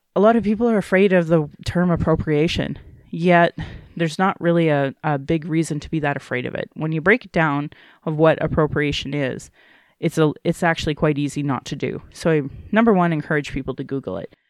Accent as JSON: {"language": "English", "town": "Calgary", "region": "Alberta", "country": "Canada", "tie": "born or raised there", "said": "being born and raised in Alberta"}